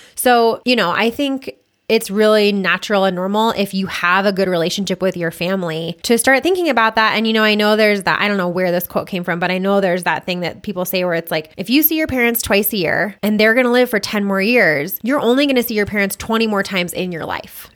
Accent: Boulder, Colorado, United States; I was born and raised in Boulder

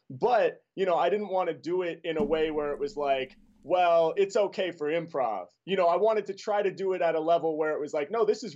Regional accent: Portland, Oregon, United States; I grew up in Portland, Oregon, so there wasn't like a lot of hip-hop happening all around me in the city I was from.

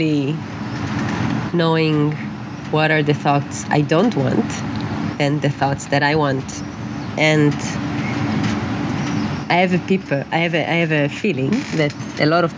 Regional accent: Israel; moved away as an adult; also born or lived in Netherlands; growing up in Israel, being an artist

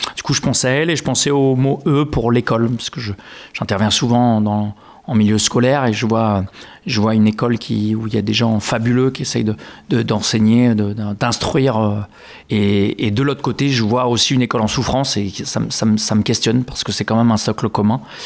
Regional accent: Grasse, Provence-Alpes-Côte d'Azur, France; now in Langon, France; Je suis né à Grasse

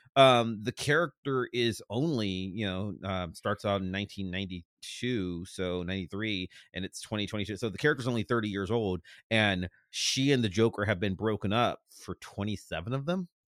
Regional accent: Cleveland, Ohio, United States; moved away as an adult; now in Pittsburgh, United States; I grew up in Cleveland.

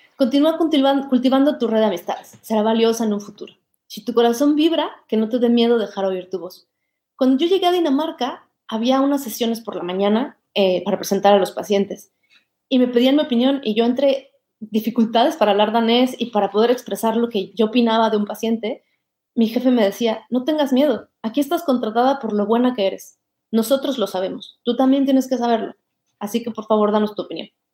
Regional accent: Mexico; moved away as an adult; also born or lived in Barcelona, Spain; now in Denmark; Yo me siento orgullosamente mexicana, siempre lo he estado

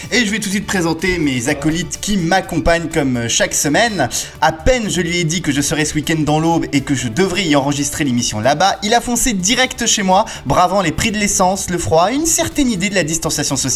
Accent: Switzerland; Je suis suisse

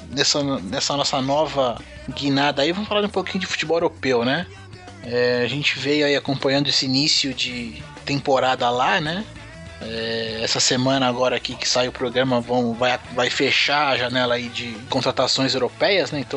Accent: Guarulhos, São Paulo, Brazil; e. Bom, eu tô sempre aqui em Guarulhos, né?

